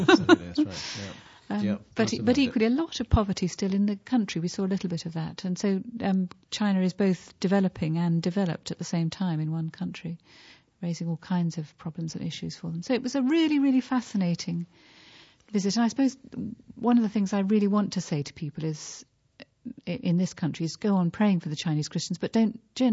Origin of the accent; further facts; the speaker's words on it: United Kingdom; as a British person